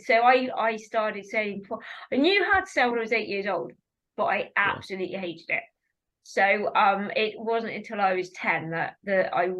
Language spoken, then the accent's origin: English; South East England, United Kingdom; We grew up together on Hedgecourt, racing against each other.